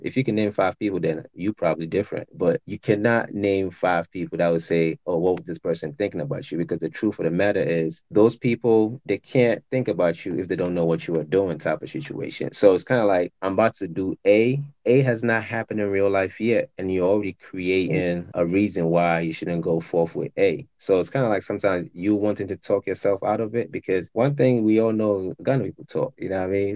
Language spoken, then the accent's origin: English; Tema, Greater Accra, Ghana; now in United States; I grew up in Ghana